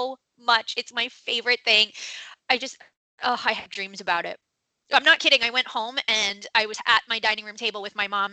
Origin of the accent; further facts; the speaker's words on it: East Coast, United States; now in California, United States; I grew up on the East Coast